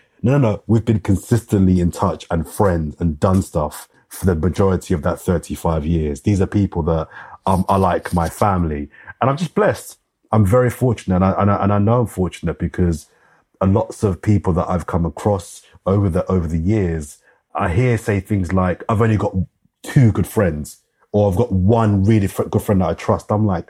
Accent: London, United Kingdom; also born or lived in Brockley / West Dulwich; Born and raised in Brixton, for those that know South London. Born in Brixton. I grew up in South London. So I lived in Brixton for a couple of years after I was born.

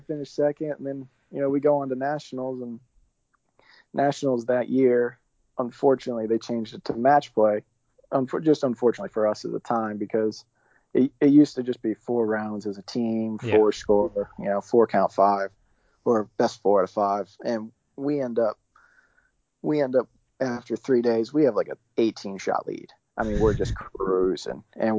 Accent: Florida, United States; I came from South Florida where it's perfect all the time and hot and no wind.

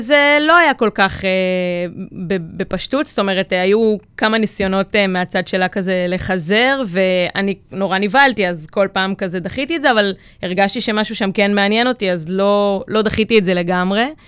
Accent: Maccabim, Central District, Israel; גדלתי במקום שהוא די בועה, במכבים

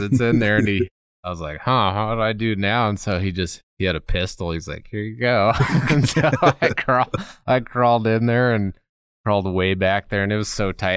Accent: Colorado, United States; growing up in Colorado

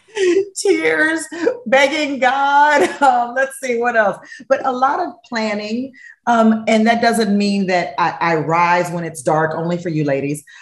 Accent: Los Angeles, California, United States; moved away as an adult; moving back to Los Angeles, my hometown

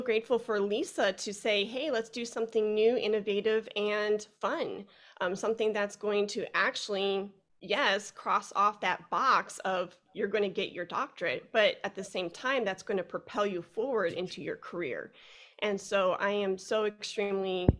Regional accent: Chicago, Illinois, United States; now in Fort Worth, United States; I'm originally from Chicago. I live in Fort Worth, Texas right now

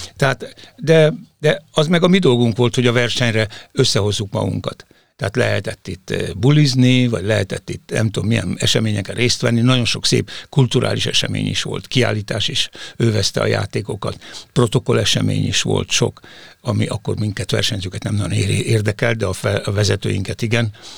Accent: Hungary; elsősorban magyarok vagyunk

